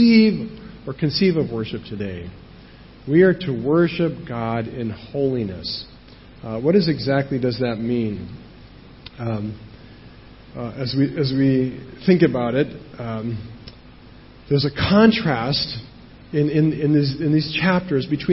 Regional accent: United States; moved away; I'm American, and I know how this works in America

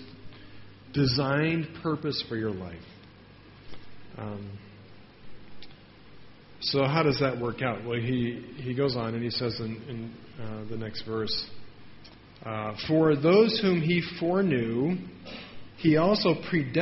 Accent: United States; I'm from America

